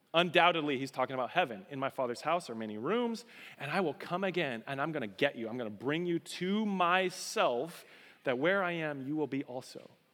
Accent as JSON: {"language": "English", "region": "Colorado", "country": "United States", "moved": "yes", "said": "I'm a Colorado boy"}